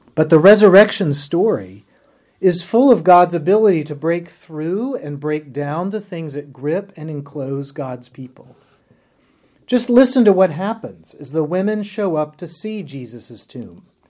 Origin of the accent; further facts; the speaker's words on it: Winston-Salem, North Carolina, United States; now in Richmond, United States; my hometown of Winston-Salem, North Carolina